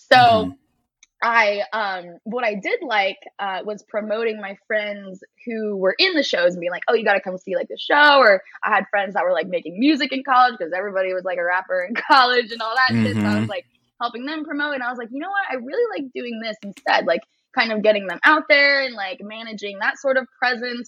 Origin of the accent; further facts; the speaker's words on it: East Bay, San Francisco Bay Area, California, United States; moved away as an adult; also born or lived in San Diego; I was born and raised in the Bay Area, East Bay, San Francisco area.